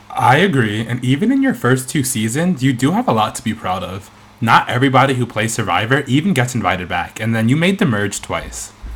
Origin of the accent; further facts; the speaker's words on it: New York, United States; now in Boston, United States; although I live in Boston now, I'm originally from New York